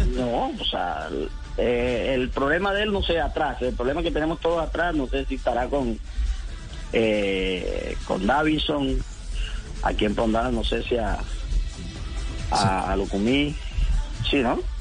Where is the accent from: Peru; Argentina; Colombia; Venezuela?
Colombia; confío yo como colombiano